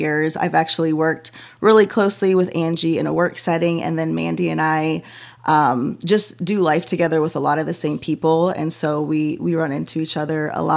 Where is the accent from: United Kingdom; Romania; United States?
United States; Chicago suburbs, Illinois; moved away; I was a suburb girl